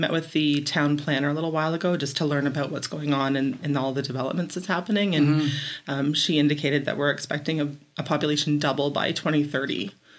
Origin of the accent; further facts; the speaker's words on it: Carleton Place, Ontario, Canada; also born or lived in Barrie; So I'm born and raised in Carleton Place and the rural areas just outside. I grew up in the country. So kind of had that small town iconic way of growing up, and was in the same school with people from kindergarten right through to OAC